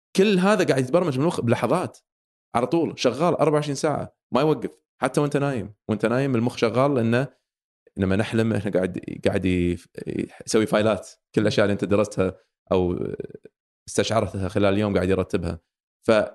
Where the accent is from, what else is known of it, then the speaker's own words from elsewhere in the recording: Kuwait; عندنا بالكويت